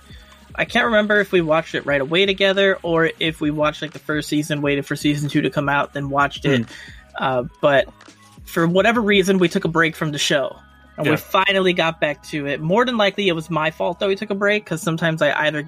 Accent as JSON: {"language": "English", "country": "United States", "said": "I'm American"}